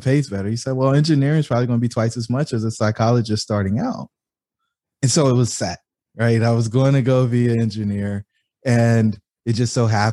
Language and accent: English; Fayetteville, North Carolina, United States; I grew up in Fayetteville, North Carolina